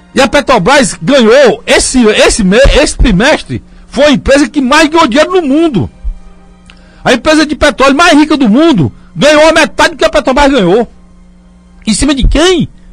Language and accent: Portuguese; Northeast Brazil, Brazil; nós somos discriminados aqui, como nordestinos